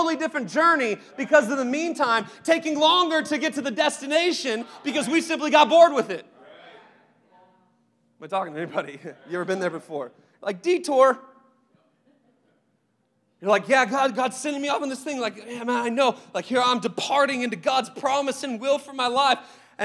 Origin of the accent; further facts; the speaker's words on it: Seattle, Washington, United States; moved away; also born or lived in Phoenix; I grew up in Seattle for the most part